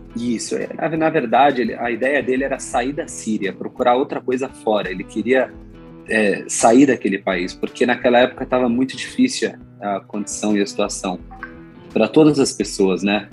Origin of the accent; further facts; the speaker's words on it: São Paulo, Brazil; eu e meu irmão somos brasileiros, nascemos aqui